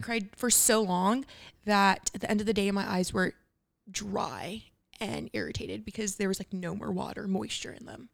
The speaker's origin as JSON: {"language": "English", "town": "Los Angeles", "region": "California", "country": "United States", "tie": "born or raised there", "said": "I grew up in Lincoln Heights"}